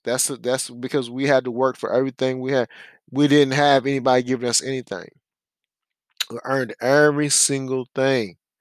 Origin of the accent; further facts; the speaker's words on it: United States; being an American